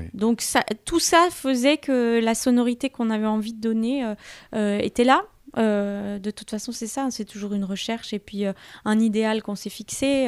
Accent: Thonon-les-Bains, Auvergne-Rhône-Alpes, France; j'ai grandi à, à Thonon-les-Bains

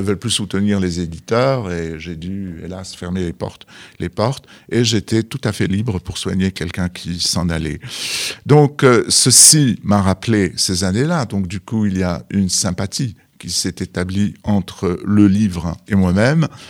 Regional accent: Algeria; moved away; je suis né au Sahara et les arbres, c'était des palmiers

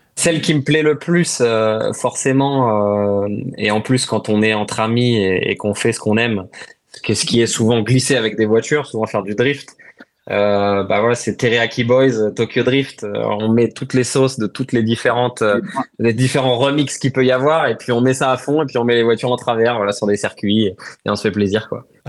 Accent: France; nous en tant que Français

